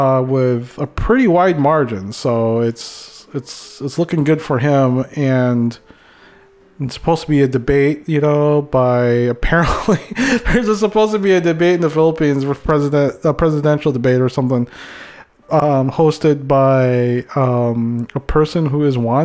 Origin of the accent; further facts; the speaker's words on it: United States; also born or lived in Minnesota; we come from the United States